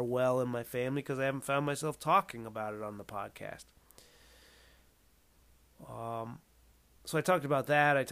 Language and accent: English; West Coast, United States; I'm from the West Coast, so, where I grew up